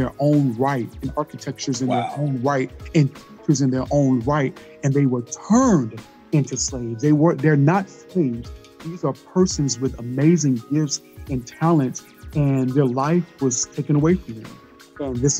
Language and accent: English; Georgia, United States; moved away as an adult; also born or lived in Wynne, Arkansas; now in Jacksonville, United States; I'm originally from Wynn, Arkansas, a little city called Wynn in Arkansas, but I grew up mostly in Georgia.